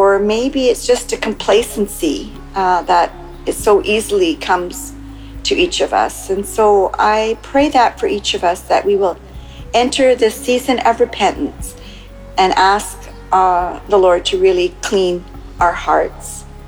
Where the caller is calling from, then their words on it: Canada; from Canada calling, except I'm calling in from Mexico.